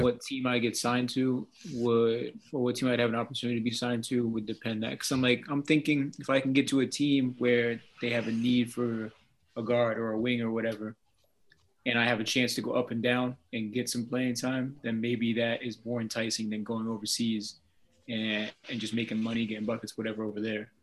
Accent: Vermont, United States; I'm from Vermont

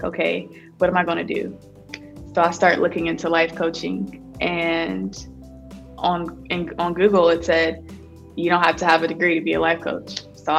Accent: Columbus, Ohio, United States; back in my hometown in Columbus, Ohio

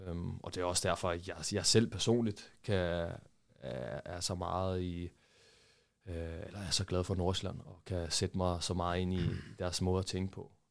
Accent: Brazil; Og også på grund af, at jeg var, jeg var brasilianer.

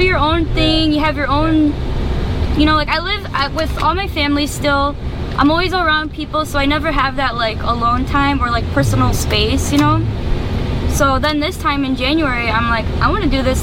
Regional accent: Detroit, Michigan, United States; I'm from Detroit

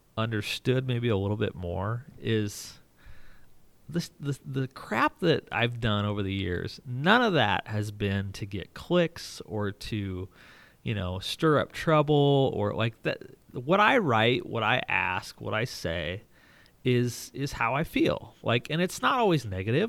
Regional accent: Rising City, Nebraska, United States; now in Omaha, United States; it's a little farm a mile north of Highway ninety-two, uh, near Rising City, Nebraska

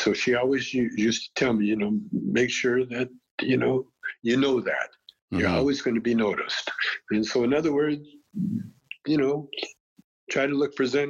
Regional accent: Calgary, Alberta, Canada; You know, I grew up in Calgary.

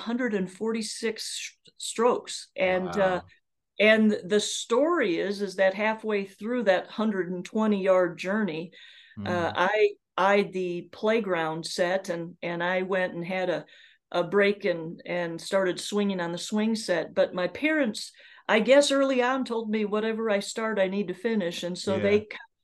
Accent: Iowa, United States; being born and raised in Iowa

